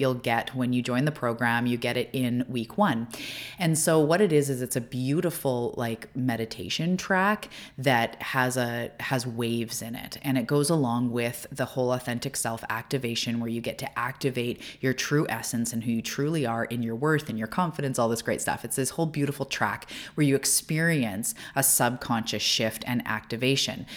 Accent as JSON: {"language": "English", "country": "Canada", "also_born_or_lived": "Vancouver Island", "said": "I'm a Canadian"}